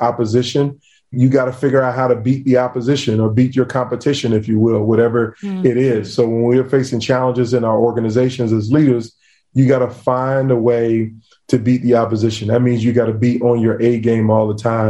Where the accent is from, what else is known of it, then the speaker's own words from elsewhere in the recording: Virginia Beach, United States; I grew up in Beach, Virginia.